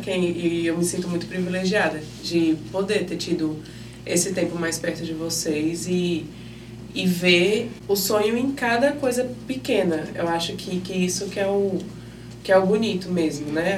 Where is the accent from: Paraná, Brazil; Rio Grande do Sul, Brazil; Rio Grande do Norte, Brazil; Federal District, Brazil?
Federal District, Brazil; Brasília; moved away as an adult; now in Maceió, Brazil; originalmente eu sou de Brasília